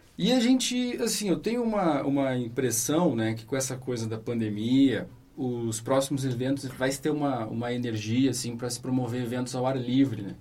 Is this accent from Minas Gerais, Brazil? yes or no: no; Santa Maria, Rio Grande do Sul, Brazil; now in Londrina, Brazil; eu sou de Santa Maria